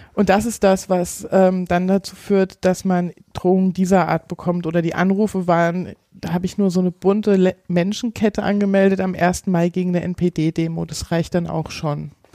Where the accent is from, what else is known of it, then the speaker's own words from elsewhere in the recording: Giessen, Hesse, Germany; moved away as an adult; now in Bautzen, Germany; Mein Nest ist Gießen